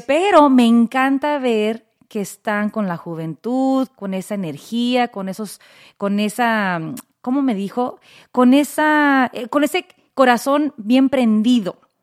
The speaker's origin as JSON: {"language": "Spanish", "town": "Los Angeles", "region": "California", "country": "United States", "tie": "born or raised there", "said": "yo crezco aquí, en Los Ángeles"}